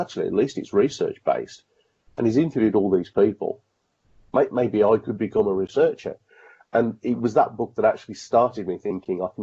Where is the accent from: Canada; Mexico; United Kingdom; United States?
United Kingdom; Birmingham, West Midlands; I'm a Brummie